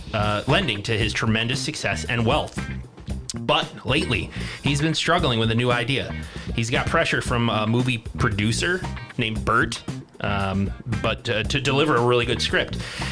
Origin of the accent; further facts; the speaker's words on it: Midwest, United States; accent: Midwestern; That's my Midwestern accent, I guess.